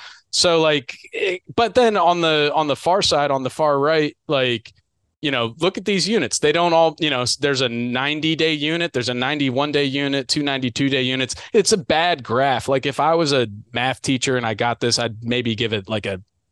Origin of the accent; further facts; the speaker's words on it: Mid-Atlantic, United States; I'm from the Mid-Atlantic.